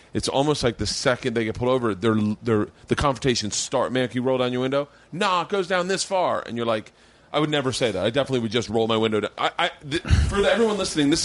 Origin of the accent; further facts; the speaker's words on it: the South, United States; moved away; I grew up in the South.